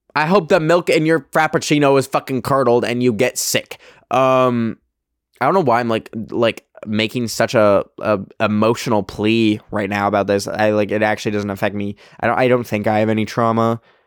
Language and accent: English; Alberta, Canada; now in United States; the clubs in my hometown are all fucking like cowboy themed and like like uh like rodeo vibes um cuz it's Alberta, Canada